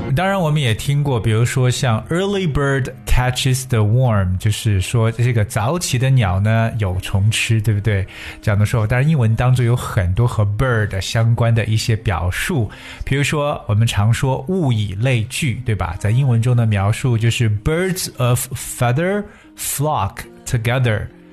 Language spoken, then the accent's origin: Chinese; China; 我们中国人